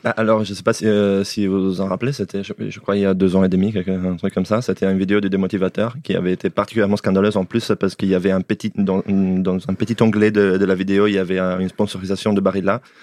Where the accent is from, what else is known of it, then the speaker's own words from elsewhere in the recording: northern Italy, Italy; moved away; je viens de moitié d'Italie du Nord, moitié d'Italie du Sud, donc je viens aussi de l'Italie, mais j'ai grandi dans l'Italie du Bas, enfin, dans l'Italie du Nord